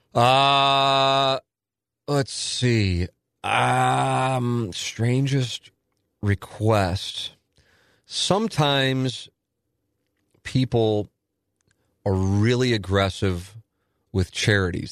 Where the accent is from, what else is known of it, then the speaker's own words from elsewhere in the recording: St. Louis, Missouri, United States; also born or lived in Palm Beach County; I'm in my hometown and I'm doing radio